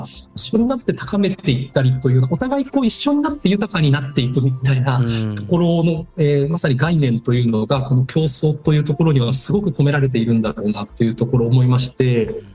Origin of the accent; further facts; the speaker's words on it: Takayama, Gifu, Japan; 自分の故郷を見返したらですね、日本一高山市というのは実は山林がすごく多い自治体